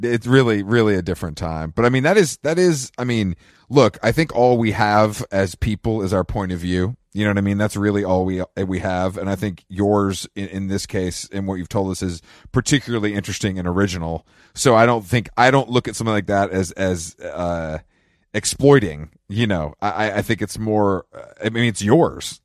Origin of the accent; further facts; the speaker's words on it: Atlanta, Georgia, United States; I'm from Atlanta and we've done better than